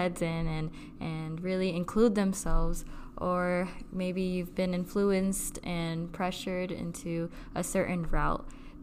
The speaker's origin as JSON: {"language": "English", "country": "Philippines", "said": "we are both Filipino"}